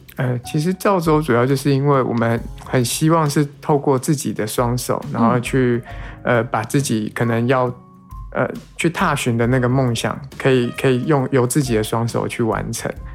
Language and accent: Chinese; Taipei, Taiwan; moved away as an adult; now in Taitung, Taiwan; 我那是台北人